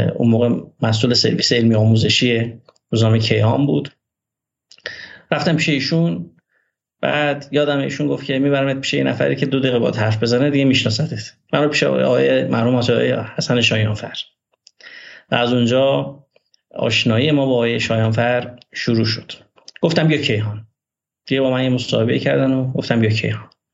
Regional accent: Meshginshahr, Ardabil Province, Iran; first language Azerbaijani; Persian is a second language; من متولد 11 آذر ماه 1363 در روستای فخرآباد شهرستان مشکین شهر استان اردبیل هستم و توی دامنه های سبلان بزرگ شدم

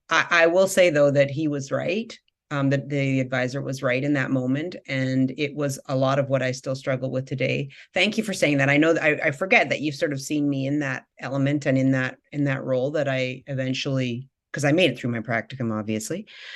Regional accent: Victoria, British Columbia, Canada; I was doing a practicum on the east side of Vancouver. I came from from Victoria.

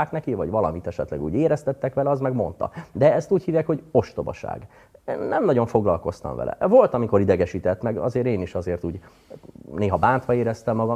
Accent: Dunaújváros, Fejér, Hungary; born there; Dunajvárosban születtem különben.

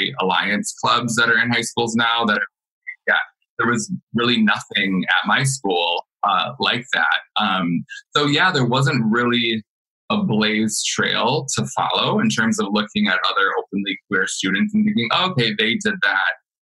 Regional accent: Clio, Michigan, United States; I am from Clio, Michigan

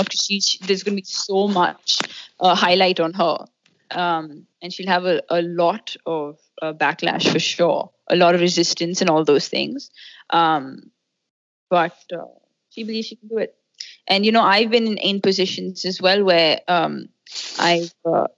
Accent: Delhi, India; when I was 8, I grew up in Delhi.

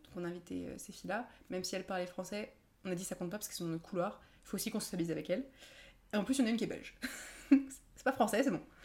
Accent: France; also born or lived in Edinburgh, United Kingdom; De France

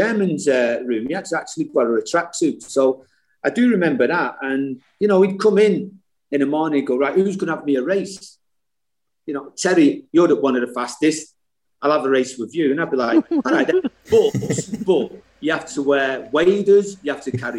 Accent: Salford, North West England, United Kingdom; growing up in Salford

